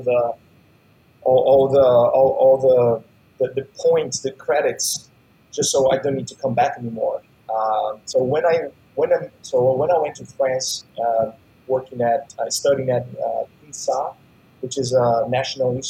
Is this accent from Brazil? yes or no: yes; Uberlândia, Minas Gerais, Brazil; now in United States; I grew up in a small town, relatively small in Brazil, called Uberlândia, more on the countryside of Brazil.